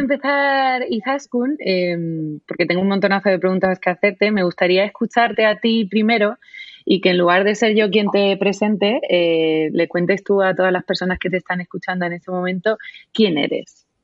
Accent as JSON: {"language": "Spanish", "country": "Spain", "tie": "born or raised there", "moved": "as an adult", "said": "Yo estoy en, ahora mismo en mi tierra, que es la tierra del ibérico por excelencia en España, te podrás imaginar cómo ha sido mi, infancia"}